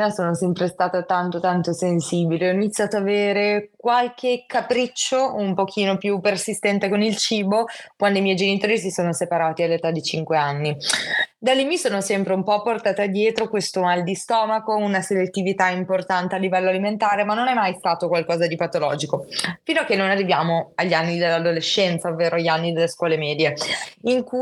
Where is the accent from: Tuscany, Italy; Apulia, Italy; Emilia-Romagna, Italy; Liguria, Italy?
Liguria, Italy; Genoa; ho 24 anni, sono di Genova, studio psicologia, mi sto per laureare